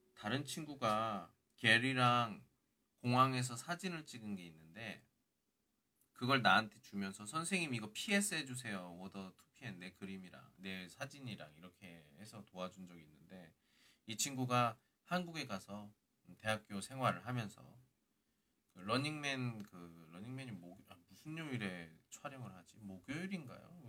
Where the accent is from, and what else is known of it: South Korea; now in Qingdao, China